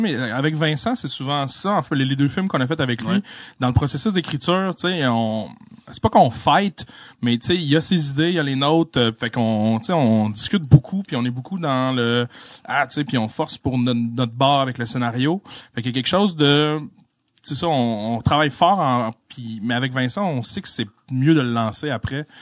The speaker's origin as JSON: {"language": "French", "town": "La Malbaie", "region": "Quebec", "country": "Canada", "tie": "born or raised there", "said": "je suis né à la Malbaie"}